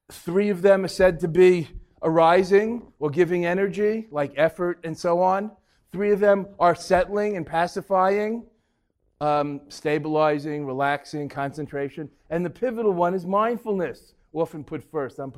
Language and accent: English; Boston, Massachusetts, United States; Uh, Ted Williams. I'm from Boston.